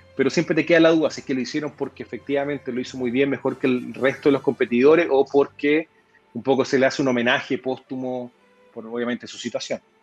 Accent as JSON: {"language": "Spanish", "country": "Chile", "said": "para nosotros como, como chilenos"}